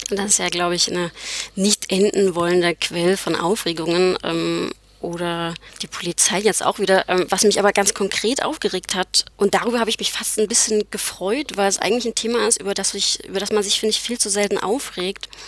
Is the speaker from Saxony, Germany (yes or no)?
yes; Leipzig, Saxony, Germany; also born or lived in Erfurt; Und komme, ich komme eigentlich aus Leipzig und war jetzt aber ganz lange in Erfurt ähm, und habe dort studiert.